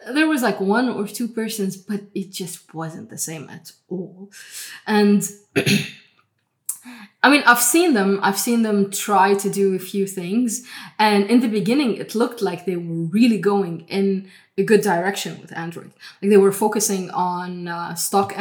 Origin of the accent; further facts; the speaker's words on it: Lebanon; I grew up in Lebanon